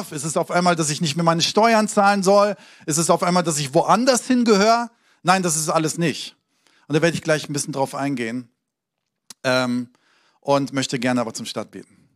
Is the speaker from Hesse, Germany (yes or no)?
yes; Hesse, Germany; also born or lived in Hamburg; So, ich bin in Hamburg geboren, habe da aber nicht viel gelebt, bin äh, in Hessen aufgewachsen